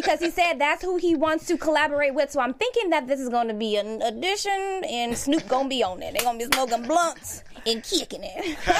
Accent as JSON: {"language": "English", "region": "Ohio", "country": "United States", "moved": "yes", "said": "I'm from Ohio."}